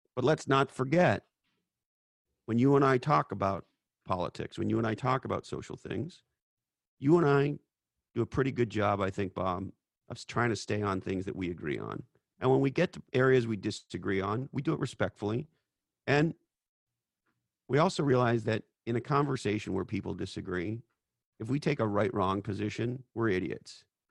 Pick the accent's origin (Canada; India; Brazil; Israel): Canada; moved away as an adult; now in United States; I'm an immigrant from Canada